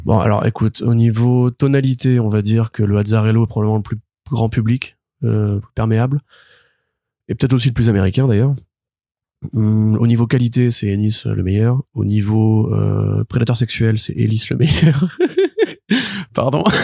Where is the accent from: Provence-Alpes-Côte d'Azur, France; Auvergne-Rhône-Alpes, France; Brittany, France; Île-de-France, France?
Île-de-France, France; Paris; born or raised there; also born or lived in Marseille